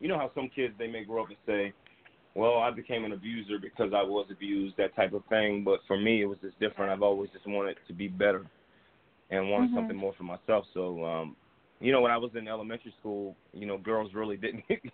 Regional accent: New Jersey, United States; moved away as an adult; now in Atlanta, United States; I'm originally from New Jersey. I currently live in Atlanta. I've been here about 13 years now

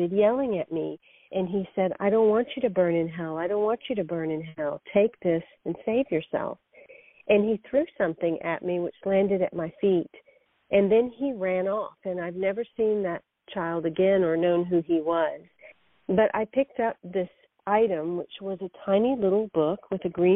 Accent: the South, United States; I am of Indian background. I've grown up in the South

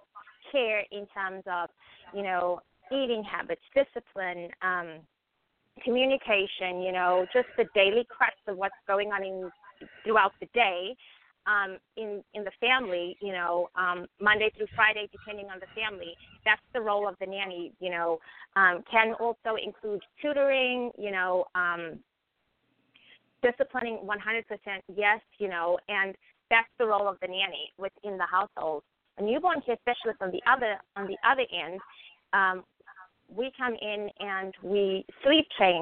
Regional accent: South Africa; moved away as an adult; now in United States; So I'm originally from South Africa, grew up in South Africa and was raised in South Africa.

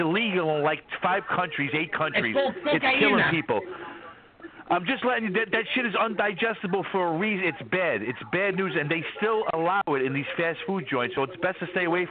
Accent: New York City, New York, United States; moved away; I'm from Ballpark, Brooklyn

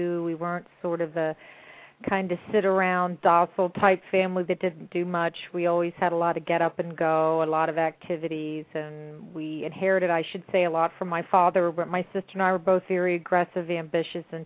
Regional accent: Mount Holly, New Jersey, United States; I grew up in Mount Holly, New Jersey

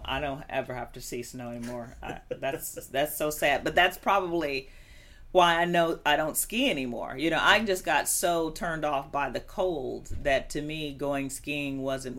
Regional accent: Chicago, Illinois, United States; I grew up in the Chicago area

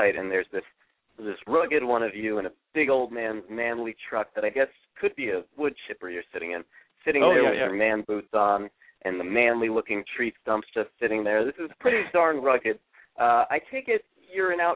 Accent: New Haven, Connecticut, United States; I'm from New Haven, Connecticut

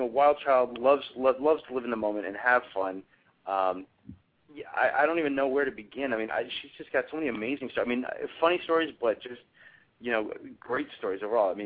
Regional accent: Woodbridge, Virginia, United States; I grew up in a town called Woodbridge

